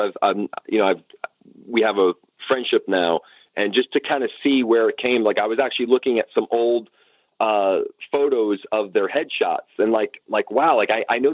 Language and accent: English; New York, United States; I'm a New Yorker, so I'm kind of used to, you know, straight talk